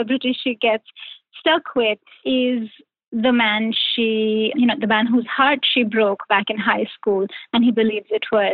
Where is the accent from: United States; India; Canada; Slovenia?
India; moved away; I grew up in India. I moved here many, many, many years ago, but I grew up in India